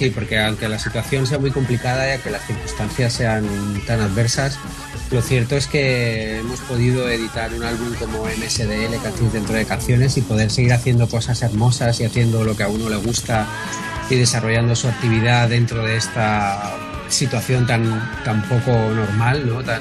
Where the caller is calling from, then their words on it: Torrent, Valencian Community, Spain; Hola, buenas … de Torrent.